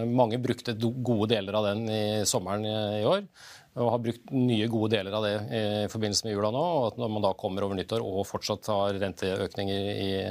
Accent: Norway; Jul er noe vi prioriterer som nordmenn

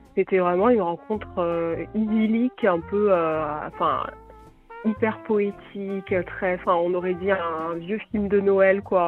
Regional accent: France; accent: French; mon accent français

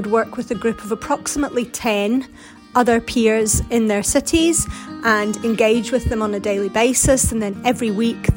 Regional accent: Glasgow, Scotland, United Kingdom; So I grew up in Scotland on the west coast, around Glasgow

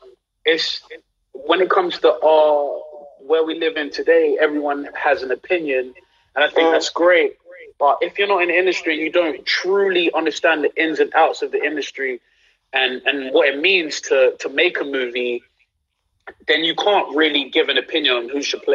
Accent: London, United Kingdom; I'm from London, I'm doing a South Central accent.

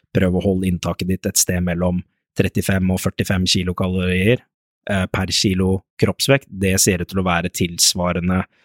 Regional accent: Lørenskog, Akershus, Norway; Jeg kommer jo fra Lørenskog, bor i Lørenskog

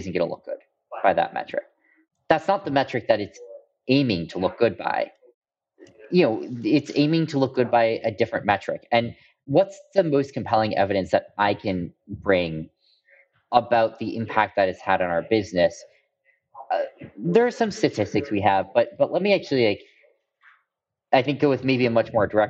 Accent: Bay Area, California, United States; moved away as an adult; Giants were my hometown team growing up

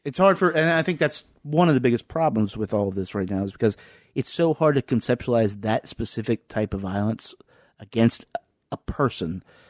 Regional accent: the South, United States; now in Lynchburg, United States; growing up in the South

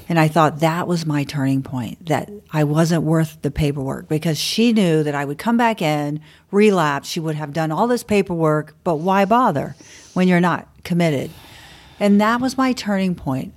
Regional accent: Bradenton, Florida, United States; also born or lived in Miami / Fort Lauderdale / St. Petersburg / Clearwater; I was born and raised in Bradenton, Florida, on the West Coast

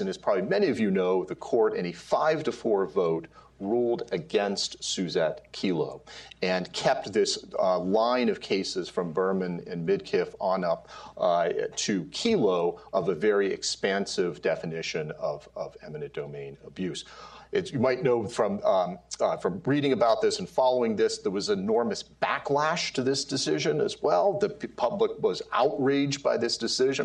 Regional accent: Pittsburgh, Pennsylvania, United States; Where I grew up in Pittsburgh

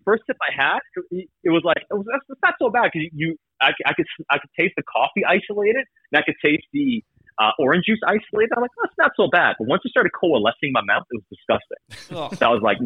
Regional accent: Sweden; now in Vancouver, Canada; I grew up in Sweden, so I got a lot of Swedish contacts

